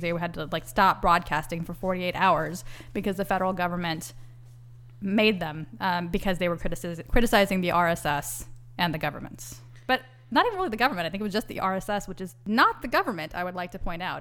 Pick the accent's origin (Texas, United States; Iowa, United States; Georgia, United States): Texas, United States; also born or lived in New York; I'm an American and a Texan